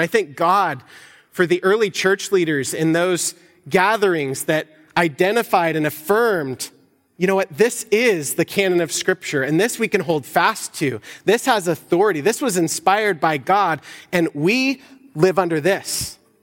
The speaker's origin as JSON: {"language": "English", "country": "United States", "said": "us as American Christians"}